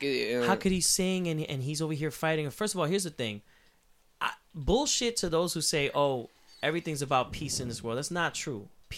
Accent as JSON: {"language": "English", "country": "Puerto Rico", "tie": "born or raised there", "said": "Where I come from, like the way I grew up, like I'm from El Negro, Puerto Rico, where we grow up."}